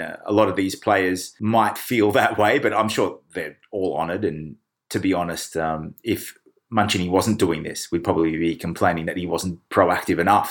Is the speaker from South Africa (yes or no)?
no; Australia; now in Kent, United Kingdom; being Australian